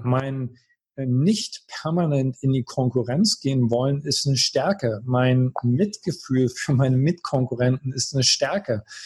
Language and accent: German; Görlitz, Saxony, Germany; also born or lived in Berlin; now in Baden-Baden, Germany; ich komme aus Görlitz.